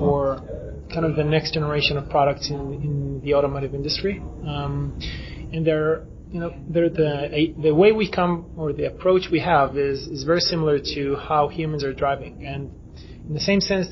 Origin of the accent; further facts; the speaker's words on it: Israel; we come from Israel